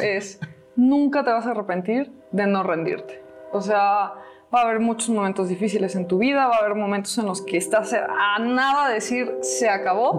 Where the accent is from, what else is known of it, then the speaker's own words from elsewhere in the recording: Celaya, Guanajuato, Mexico; moved away; cada que vengo a mi ciudad. Me siento bien cobijada, me siento feliz aquí en mi tierra